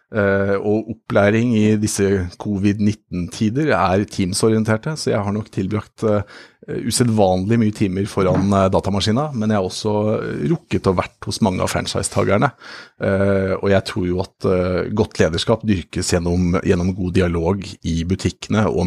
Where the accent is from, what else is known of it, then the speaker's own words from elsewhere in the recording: Tynset, Innlandet, Norway; born there; jeg er født på Tynset som Solan Gundersen.